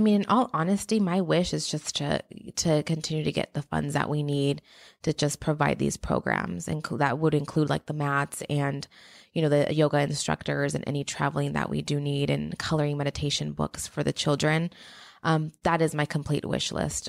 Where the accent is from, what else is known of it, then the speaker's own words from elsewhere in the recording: Mexico; moved away; I'm from Mexico